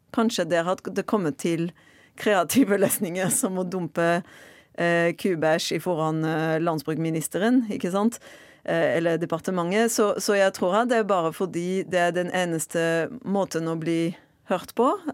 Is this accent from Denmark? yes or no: no; Marseille, Provence-Alpes-Côte d'Azur, France; Norwegian is a second language; moved away as an adult; now in Norway; Jeg er fransk fra Marseille og har bodd i Norge i nesten ti år.